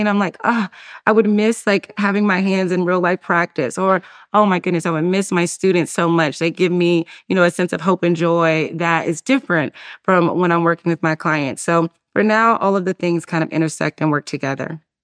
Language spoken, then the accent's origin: English; Durham, North Carolina, United States; moved away as an adult; also born or lived in Atlanta, Georgia; I grew up in Durham, North Carolina, uh, and though I don't live there anymore